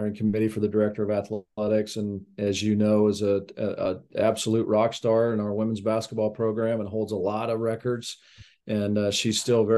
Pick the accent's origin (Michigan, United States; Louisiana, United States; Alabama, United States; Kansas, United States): Kansas, United States; Manhattan; also born or lived in Arkansas / Texas; now in Wichita, United States; I grew up in Manhattan, Kansas